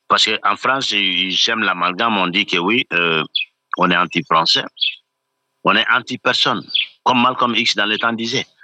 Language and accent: French; Mali; je suis malien